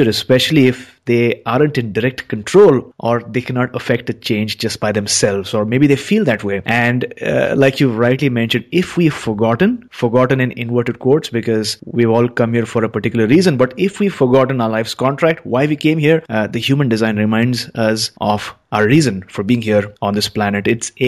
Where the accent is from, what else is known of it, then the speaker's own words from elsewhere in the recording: Mumbai, Maharashtra, India; now in Vancouver, Canada; now I currently live in Vancouver, Canada, but I'm originally from Mumbai in India